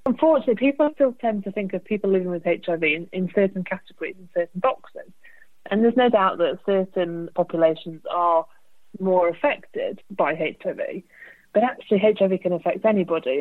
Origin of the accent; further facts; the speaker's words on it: United Kingdom; we are British